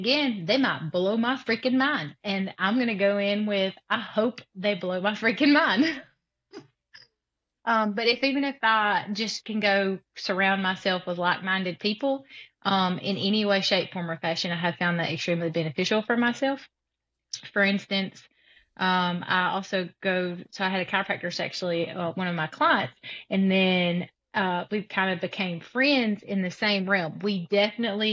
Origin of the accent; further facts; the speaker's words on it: South Alabama, United States; I'm from South Alabama.